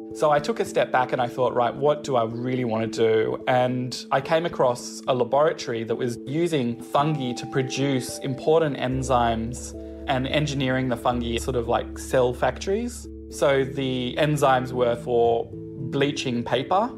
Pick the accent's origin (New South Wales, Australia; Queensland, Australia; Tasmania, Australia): New South Wales, Australia; Newcastle; I grew up in Newcastle